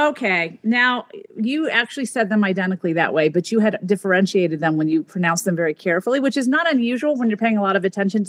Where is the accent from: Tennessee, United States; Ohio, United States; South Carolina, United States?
Tennessee, United States; Memphis; My parents are actually both native French speakers, and that is probably why I grew up in Memphis but don't have an accent.